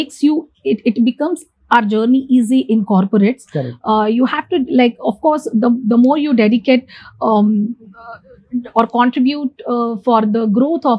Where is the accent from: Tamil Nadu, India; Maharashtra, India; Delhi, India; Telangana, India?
Maharashtra, India; Ambarnath; I'm born and brought up in Ambarnath, that is in Thane district